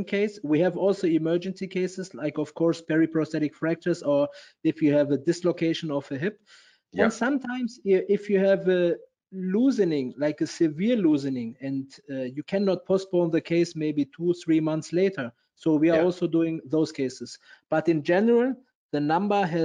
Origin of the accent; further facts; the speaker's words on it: Hamburg, Germany; I'm from Hamburg